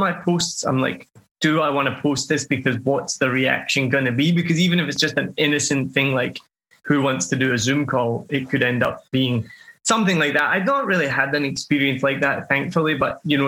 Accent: Scotland, United Kingdom; I'm Scottish

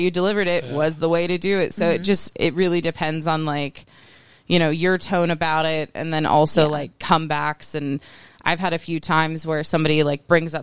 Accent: West Virginia, United States; moved away as an adult; also born or lived in Denver; I'm from West Virginia.

